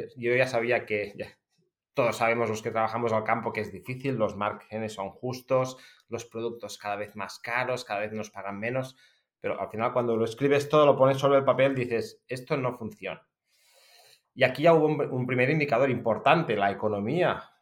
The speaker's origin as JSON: {"language": "Spanish", "area": "Empordà", "region": "Catalonia", "country": "Spain", "said": "soy agricultor de una familia de agricultores, porque de hecho soy la novena generación que nos conste, seguramente hay unas cuantas más en una finca familiar en el Alampurdá, muy cerca de la frontera con Francia"}